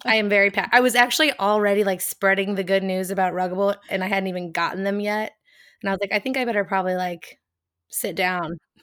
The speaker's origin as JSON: {"language": "English", "country": "United States", "accent": "American", "said": "my American accent"}